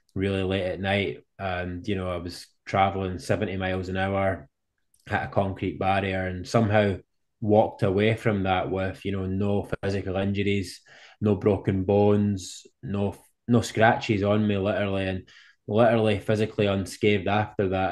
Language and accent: English; Scotland, United Kingdom; I'm from Scotland over in the U K.